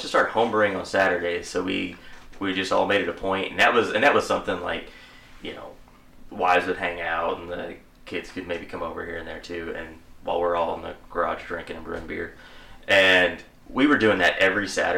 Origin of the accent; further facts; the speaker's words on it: McLoud, Oklahoma, United States; we all went to McLeod. We all knew Brad back in the day. And we grew up together